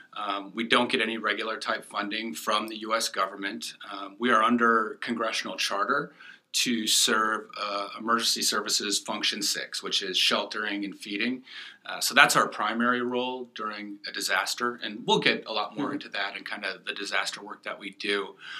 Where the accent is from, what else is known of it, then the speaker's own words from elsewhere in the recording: Minnesota, United States; moved away; also born or lived in Florida; I grew up in Minnesota